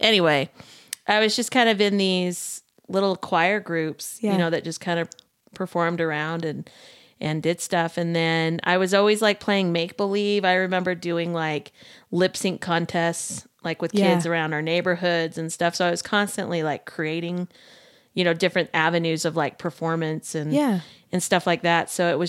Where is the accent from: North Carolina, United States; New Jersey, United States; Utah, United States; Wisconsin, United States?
Utah, United States; Sandy; Mm-hmm. I grew up in Sandy.